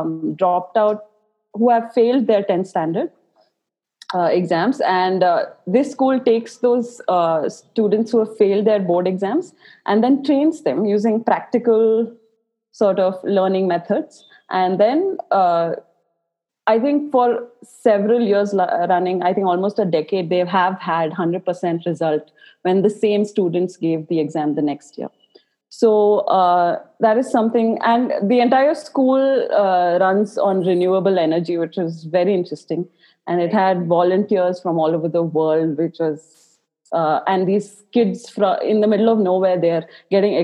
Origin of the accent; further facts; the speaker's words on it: Bangalore, Karnataka, India; I was born and brought up in Bangalore